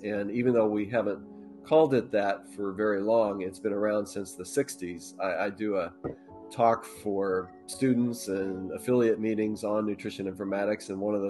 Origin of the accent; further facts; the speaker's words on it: Colorado, United States; Yeah, I grew up in Colorado. Our dad was in the Air Force. That's how we ended up there.